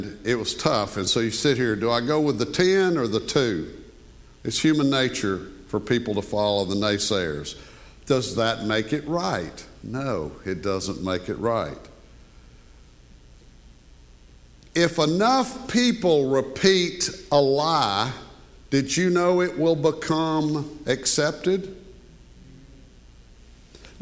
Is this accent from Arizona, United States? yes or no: no; Monroe, Louisiana, United States; growing up in Monroe, Louisiana